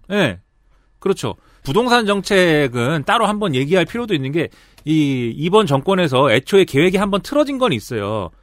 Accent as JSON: {"language": "Korean", "town": "Suwon", "region": "Gyeonggi Province", "country": "South Korea", "tie": "born or raised there", "said": "내가 사는 내 고향 수원에 네, 내 고향 수원에 제가 살던 금성 아파트."}